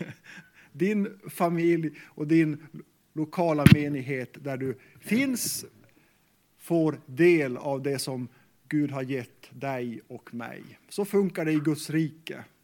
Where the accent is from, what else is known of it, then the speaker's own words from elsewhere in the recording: Sweden; first language Meänkieli; Swedish is a second language; Mitt första språk är kvenska, meänkieli. Det är det språk som jag lärde av mina föräldrar. Och eh, faktiskt sen har jag lärt mig svenska i skolan.